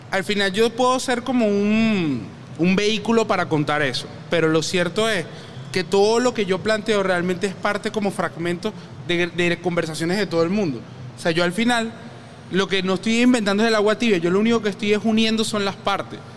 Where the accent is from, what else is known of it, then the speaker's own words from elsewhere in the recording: Caracas, Capital District, Venezuela; Soy de Antímano.